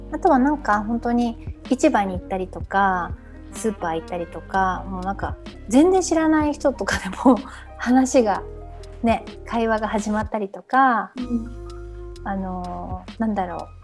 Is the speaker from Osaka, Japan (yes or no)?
no; Tokyo, Japan; moved away as an adult; also born or lived in Barcelona, Spain; 私は東京出身